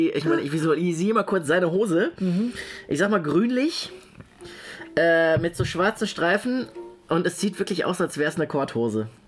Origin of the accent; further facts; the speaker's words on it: Poland; German is a second language; als Pole, Gebürtiger, kann man das.